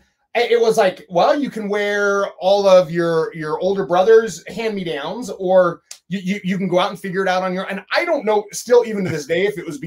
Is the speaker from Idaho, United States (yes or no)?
yes; Emmett, Idaho, United States; moved away as an adult; also born or lived in Utah; I am Idaho native. I was born in Idaho. I grew up in I told everybody I grew up in Boise, Idaho, but because nobody knows where Emmett, Idaho's at.